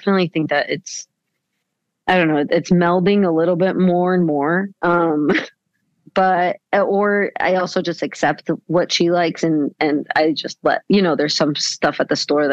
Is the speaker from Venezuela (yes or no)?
yes; Venezuela; moved away as an adult; also born or lived in United States; now in New York, United States; I'm from Venezuela. I was born in the States. But then when I was six, we moved back to Venezuela